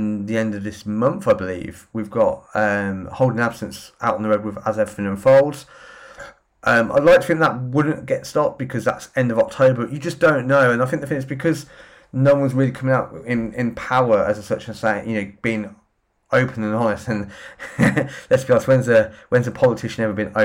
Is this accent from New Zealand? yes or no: no; Northampton, East Midlands, United Kingdom; my hometown, Northampton